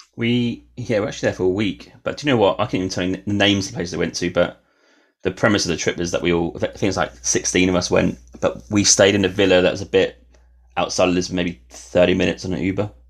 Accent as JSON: {"language": "English", "region": "England", "country": "United Kingdom", "moved": "yes", "said": "Being English"}